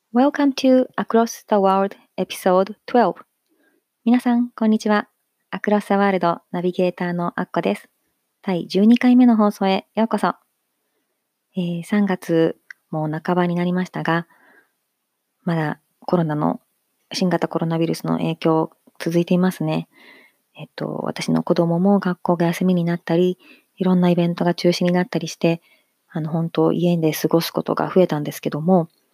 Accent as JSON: {"language": "Japanese", "region": "Hiroshima", "country": "Japan", "tie": "born or raised there", "said": "地元の広島 FM も受けたし"}